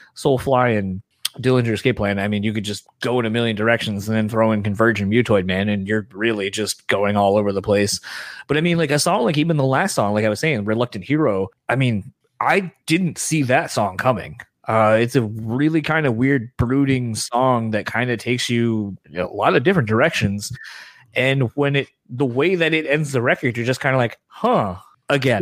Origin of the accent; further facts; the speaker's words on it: Delaware, United States; accent: East Coast; now in Midwest, United States; I grew up in Delaware. That's where I'm originally from